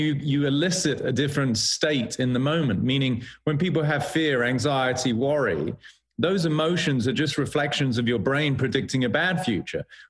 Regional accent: United Kingdom; being British

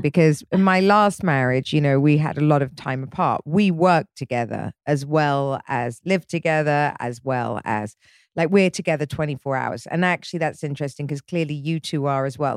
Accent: England, United Kingdom; I'm English

